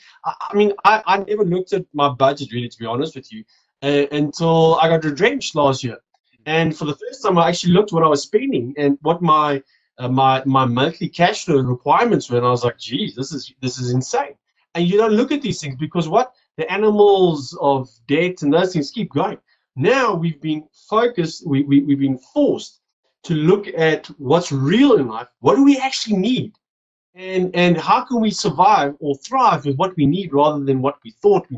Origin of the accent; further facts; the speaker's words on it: South Africa; also born or lived in Johannesburg; I'm from South Africa. I live in Johannesburg.